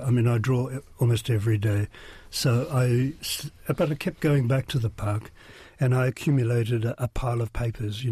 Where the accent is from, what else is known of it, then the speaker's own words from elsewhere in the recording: Whanganui, Manawatū-Whanganui, New Zealand; I grew up in Whanganui